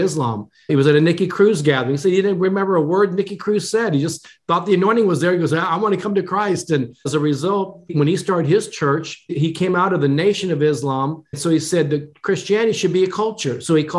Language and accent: English; Japan; born there; although I was born in Japan, my mother was Japanese, I'm an American of Asian descent.